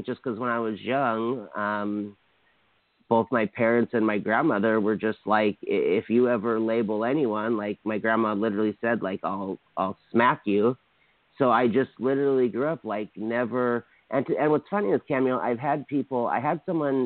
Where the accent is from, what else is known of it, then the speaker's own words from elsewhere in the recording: Hawaii, United States; I grew up in Hawaii